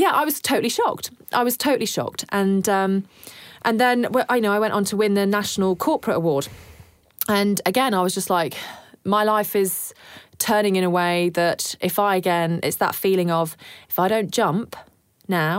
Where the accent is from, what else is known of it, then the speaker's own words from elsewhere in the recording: United Kingdom; now in Australia; Being British born as well